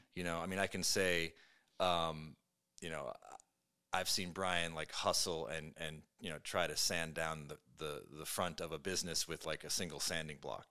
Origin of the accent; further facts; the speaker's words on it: Brooklyn, New York, United States; moved away as an adult; now in Seattle, United States; I was born and raised in Brooklyn.